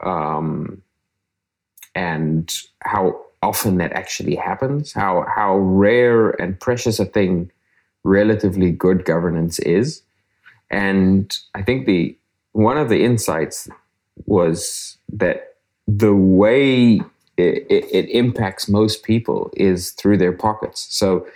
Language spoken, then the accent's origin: English; South Africa; I grew up in South Africa